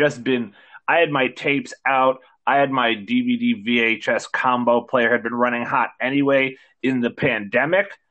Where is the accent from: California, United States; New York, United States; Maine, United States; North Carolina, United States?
New York, United States; us being from New York